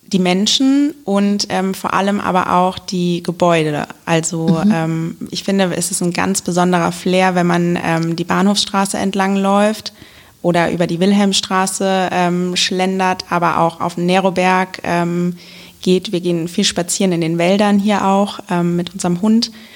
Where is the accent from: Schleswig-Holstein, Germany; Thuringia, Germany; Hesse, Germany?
Hesse, Germany; Wiesbaden; Ich ähm, bin nämlich in Wiesbaden geboren und ähm, habe immer in Wiesbaden gewohnt